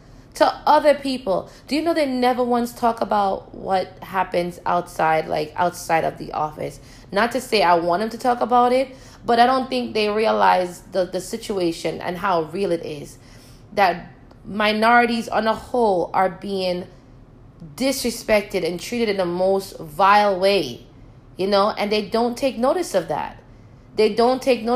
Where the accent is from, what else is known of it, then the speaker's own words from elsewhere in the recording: Jamaica; moved away; Growing up in Jamaica